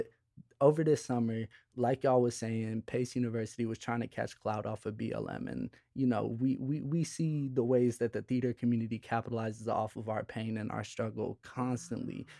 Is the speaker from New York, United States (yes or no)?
no; Chicago, Illinois, United States; I grew up in Chicago